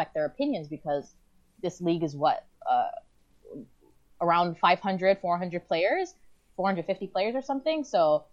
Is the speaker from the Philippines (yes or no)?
no; Toronto, Ontario, Canada; I grew up in Rexdale